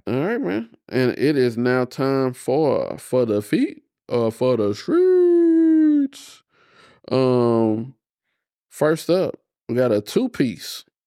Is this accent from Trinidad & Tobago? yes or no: no; United States; as an American